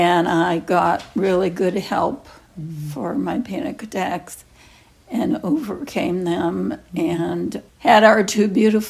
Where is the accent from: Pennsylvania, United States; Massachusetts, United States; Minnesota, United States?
Massachusetts, United States; Boston; also born or lived in Lynn, Massachusetts; I grew up in Boston